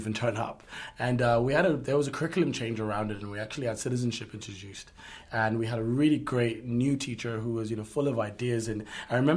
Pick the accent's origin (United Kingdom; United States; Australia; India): United Kingdom; from the United Kingdom